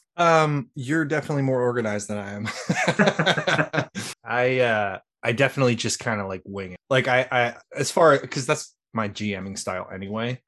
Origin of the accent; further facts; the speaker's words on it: Philadelphia, Pennsylvania, United States; I'm from Philly